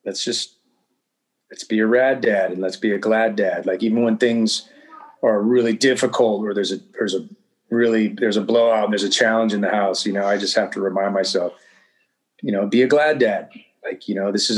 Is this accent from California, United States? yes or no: yes; Southern California, United States; I come from Southern California and I mean, you know, in the neighborhood and in the culture I grew up in, I mean, you were learning the word rad from the age of seven.